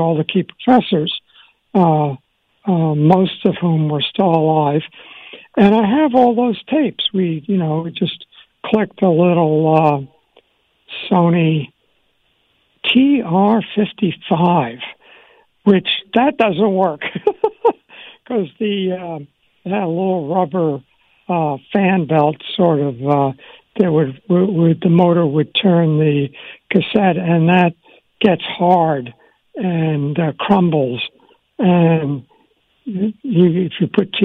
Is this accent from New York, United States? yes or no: yes; Long Island, New York, United States; also born or lived in Washington, D.C.; we moved from Washington to Long Island. And I was in fourth grade